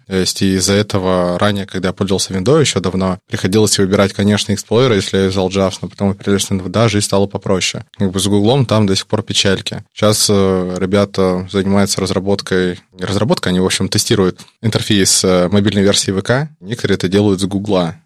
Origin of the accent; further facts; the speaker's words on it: Vladivostok, Primorsky Krai, Russia; мы из Владивостока учимся в Дальневосточном федеральном университете